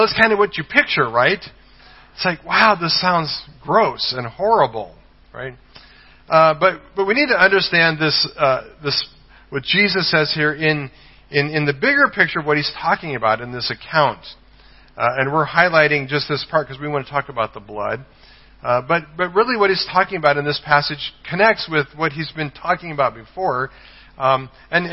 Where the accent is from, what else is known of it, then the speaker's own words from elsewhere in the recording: Colorado, United States; moved away; I'm from the state of Colorado